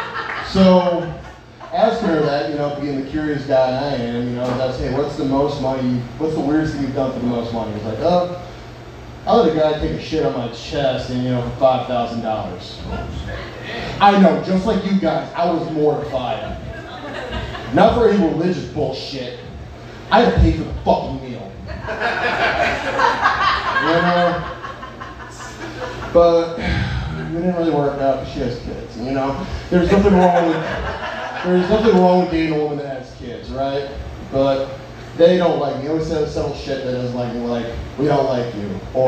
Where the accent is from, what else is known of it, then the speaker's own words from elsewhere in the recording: North Carolina, United States; But like you said, I came from the Carolinas, you know. It's weird, you know, in North Carolina and, you know, here, right? Because state pride's a little different.